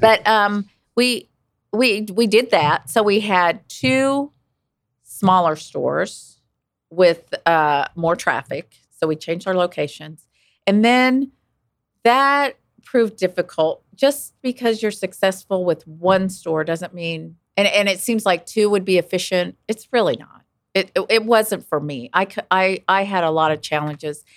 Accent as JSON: {"language": "English", "town": "Wichita", "region": "Kansas", "country": "United States", "tie": "born or raised there", "said": "I grew up in Wichita"}